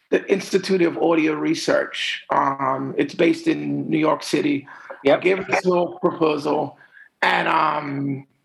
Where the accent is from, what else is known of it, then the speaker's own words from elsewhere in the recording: Bermuda; I was raised to um, a middle class family. My mom was an educator.